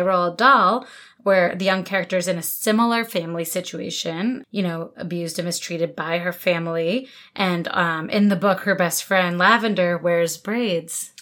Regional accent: New Jersey, United States; I grew up in New Jersey, not Pennsylvania

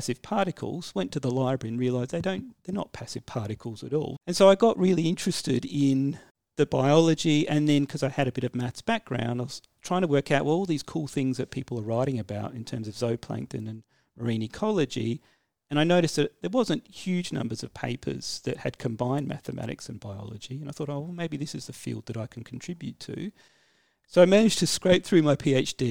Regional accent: Adelaide, South Australia, Australia; I grew up in Adelaide

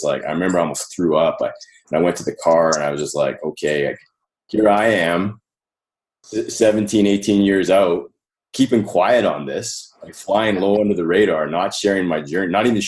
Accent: Calgary, Alberta, Canada; I was born in Calgary in Canada, right? And I had a relatively, normal upbringing.

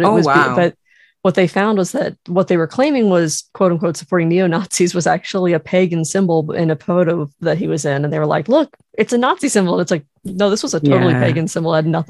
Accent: near Burkittsville, Maryland, United States; now in Florida, United States; I'm from Maryland originally, but we both live in Florida now. And I kind of really got into horror as a kid. I actually grew up just like within about a 5-minute walk of Burkittsville, Maryland, where the Blair Witch Project was filmed.

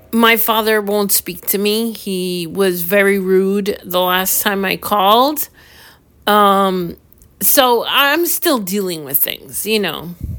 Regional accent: New York, United States; I'm from New York

